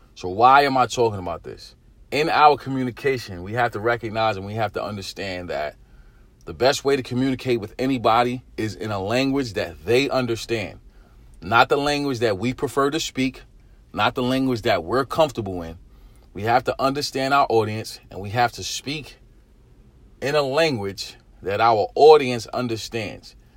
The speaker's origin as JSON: {"language": "English", "town": "New York City", "region": "New York", "country": "United States", "tie": "born or raised there", "said": "Growing up in East New York, Brooklyn, our, our vocabulary was very limited"}